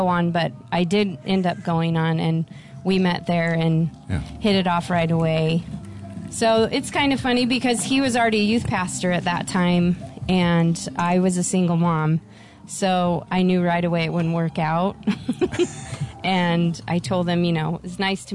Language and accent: English; Southern California, United States; moved away as an adult; also born or lived in Denver; I was born and raised in Southern California.